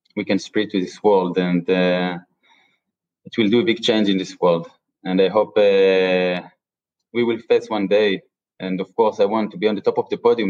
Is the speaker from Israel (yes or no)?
yes; Israel; I'm from Israel.